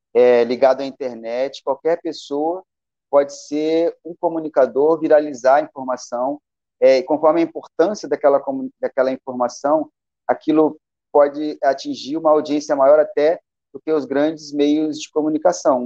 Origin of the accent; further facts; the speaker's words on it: Bagé, Rio Grande do Sul, Brazil; moved away; also born or lived in Rio de Janeiro; Nasci em Bagé, no Rio Grande do Sul, e aí andei muito por aí